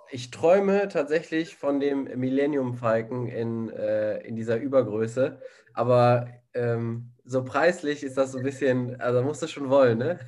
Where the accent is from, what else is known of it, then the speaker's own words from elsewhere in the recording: Germany; Ich als einziger Deutscher